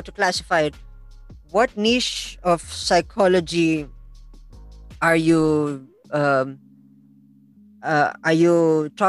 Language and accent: English; La Trinidad, Cordillera Administrative Region, Philippines; I'm from La Trinidad